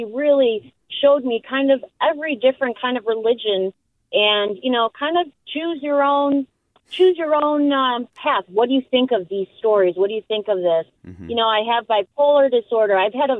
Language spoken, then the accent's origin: English; Norway; also born or lived in Park Ridge, United States; now in Benicia, United States; I'm originally from Norway.